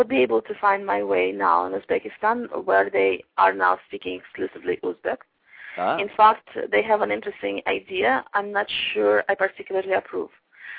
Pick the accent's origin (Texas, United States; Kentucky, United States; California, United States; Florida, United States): Kentucky, United States; I'm from Kentucky.